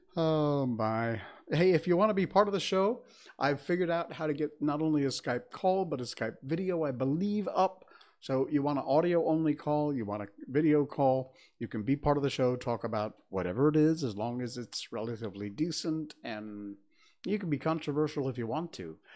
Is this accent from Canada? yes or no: no; Connecticut, United States; I grew up in Connecticut, so I know from winter snowstorms and winter cold.